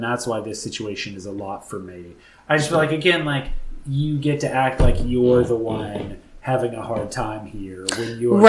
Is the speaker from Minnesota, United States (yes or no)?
yes; Minnesota, United States; Well, it's growing up in Minnesota, I was doing a lot of water sports.